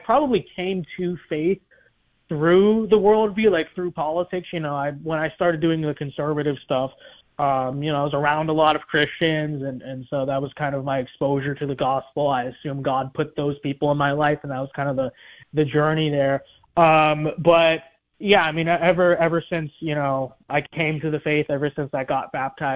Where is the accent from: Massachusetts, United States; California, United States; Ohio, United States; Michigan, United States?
California, United States; Los Angeles; I grew up in Los Angeles. And I went to public school in Los Angeles